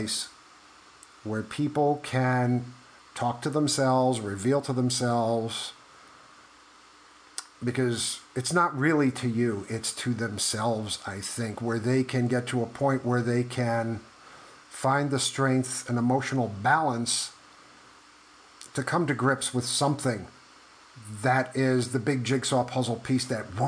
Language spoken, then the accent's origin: English; New York, United States; I grew up in New York. In the 80s